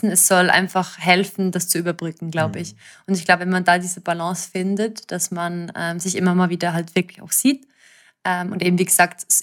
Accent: Zurich, Switzerland; also als Zürcherin, ich meine, unsere Stadt ist sehr, sehr schön, ich liebe Zürich

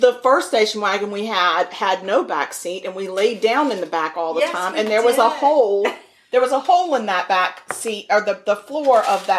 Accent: United States; we were born and raised in Redskins territory

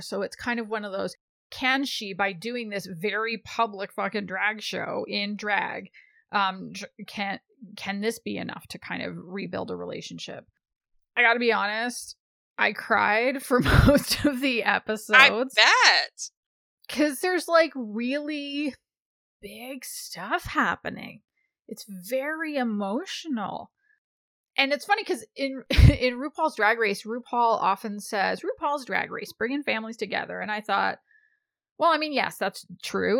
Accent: Canada; I'm Canadian

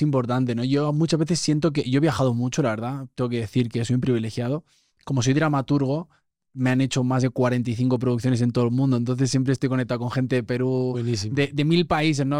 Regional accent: Spain; moved away; nuestro acento es muy marcado

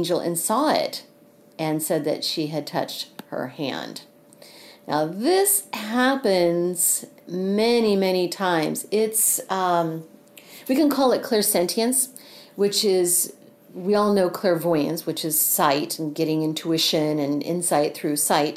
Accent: Missouri, United States; here in Missouri, in my home state

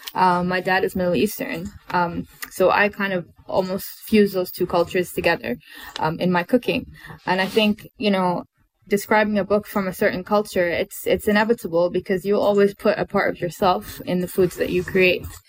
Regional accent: Bahrain; I grew up in Bahrain, and um, also grew up in the Middle East

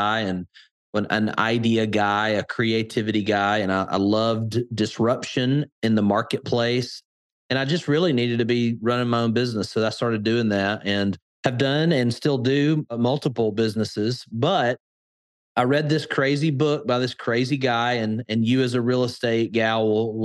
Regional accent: Birmingham, Alabama, United States; accent: Alabama; my Alabama accent. And I am a Southern guy, born and raised here in Alabama, Birmingham

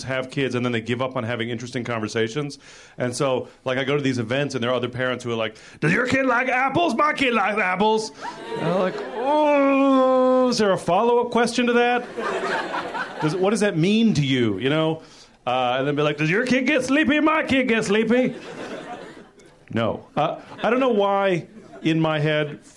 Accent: San Francisco, California, United States; I am from San Francisco

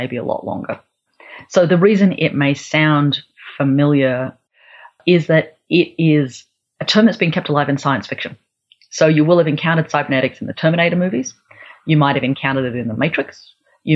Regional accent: Australia; also born or lived in Melbourne / Canberra / Central and Northern Australia; I grew up part of my time in Melbourne and Canberra here in Australia, and then part of my time living in Central and Northern Australia

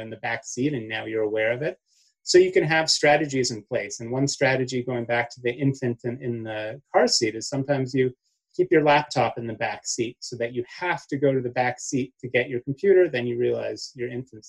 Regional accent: Canada; now in United States; growing up in Canada

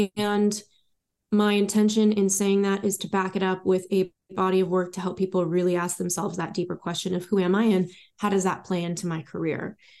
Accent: Los Angeles, California, United States; moved away; also born or lived in Paris / London / New York / Miami; I was born in the Valley in Los Angeles, California, and I've lived many, many places since then

